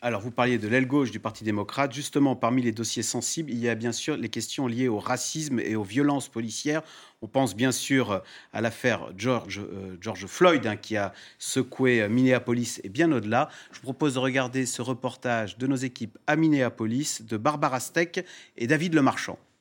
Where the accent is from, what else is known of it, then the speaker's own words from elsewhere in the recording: France; ici chez nous en France